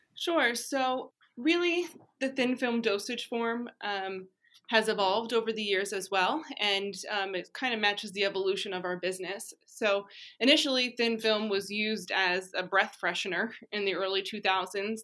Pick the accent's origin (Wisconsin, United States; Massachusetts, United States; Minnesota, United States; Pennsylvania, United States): Pennsylvania, United States; I grew up in Pennsylvania, went to school in Pennsylvania